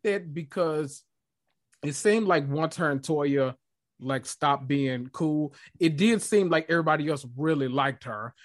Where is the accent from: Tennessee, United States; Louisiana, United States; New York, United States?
Tennessee, United States; Memphis; accent: country; I'm from Memphis